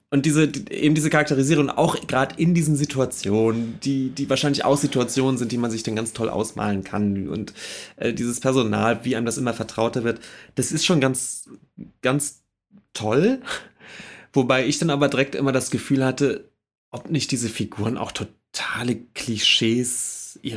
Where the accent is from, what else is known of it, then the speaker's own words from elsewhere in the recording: Schleswig-Holstein, Germany; Jo, ich komme aus der Ecke.